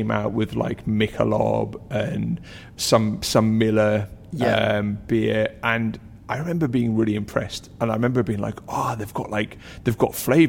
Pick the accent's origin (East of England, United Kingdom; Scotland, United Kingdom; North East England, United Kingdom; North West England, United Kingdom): North East England, United Kingdom; accent: Geordie; You know, you can't tell from my accent. It got bullied out of me when I was seven, but I'm a Geordie, and my dad loved Newcastle Brown Ale.